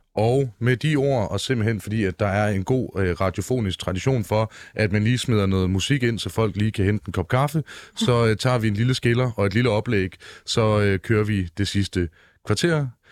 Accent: Aarhus, Central Denmark Region, Denmark; jeg står i en AGF-trøje for at markere meget tydeligt, hvor jeg er fra

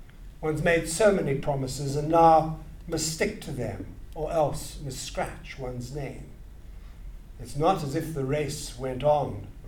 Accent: Grahamstown, Eastern Cape, South Africa; The town I talk about is my hometown, I suppose, Grahamstown.

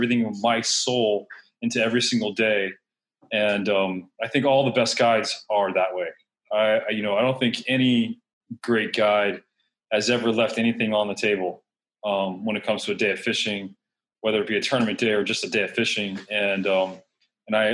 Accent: Miami, Florida, United States; also born or lived in Coral Gables, Florida; born and raised in South Florida, born in Coral Gables, raised in southwest Miami

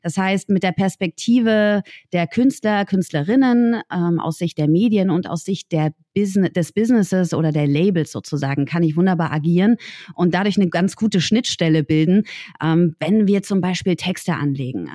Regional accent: Berlin, Germany; Ich komme aus Berlin.

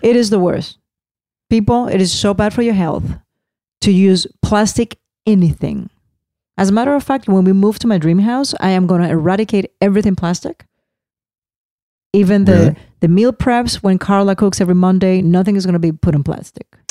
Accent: Puerto Rico; English is a second language; moved away; We are American citizens. And even though we're very much an island and we have our own culture

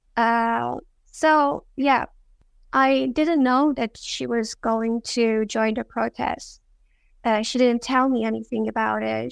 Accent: Iran; I was born in Iran. I was born in the city of Karolinska. It's a Kurdish city. So I'm a Kurdish girl

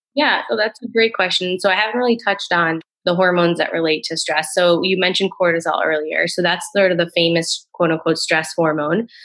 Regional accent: Rhode Island, United States; moved away; also born or lived in Boston; I grew up in Rhode Island. I was living in Boston at the time.

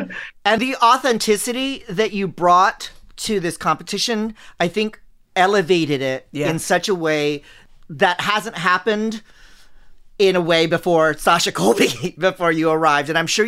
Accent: Philippines; Okay, I'm Asian. So I'm Filipino, so I believe in everything.

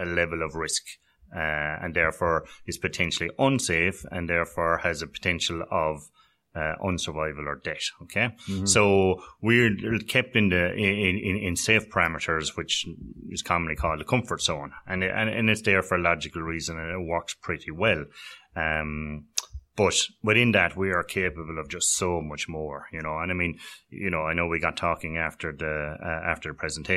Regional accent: North Cork, Munster, Ireland; I'm originally from North Cork on the border there with Tipperary and Waterford

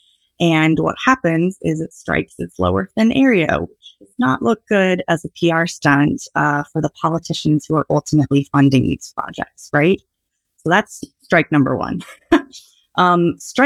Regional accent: Ohio, United States; I'm from Ohio

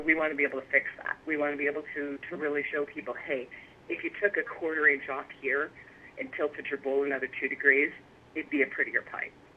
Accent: Chicago, Illinois, United States; moved away as an adult; now in Indiana, United States; I grew up on the south side of Chicago that's where I was born and raised

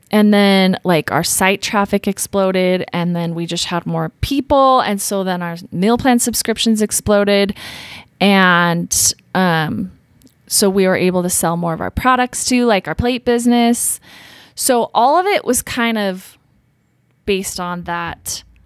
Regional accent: Utah, United States; growing up in Utah

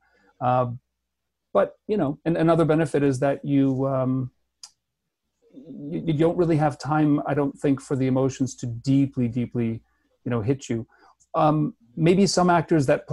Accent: Chicago / Milwaukee, Midwest, United States; now in Vancouver, Canada; I was born in Chicago, and my parents are divorced. So one's in Milwaukee and one's in Chicago. So those cities are about an hour to an hour and a half apart. So they're very close, and they both feel like hometowns to me

